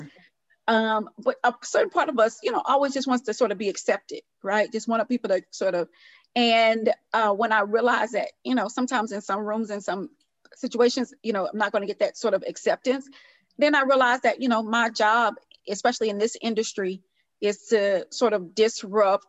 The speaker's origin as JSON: {"language": "English", "town": "Houston", "region": "Texas", "country": "United States", "also_born_or_lived": "New York", "moved": "yes", "said": "I'm from Houston, Texas, originally"}